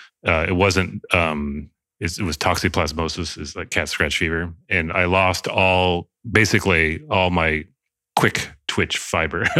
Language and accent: English; Solvang, California, United States; now in San Francisco, United States; I grew up in Solvang, which is San Ynez Valley near Santa Barbara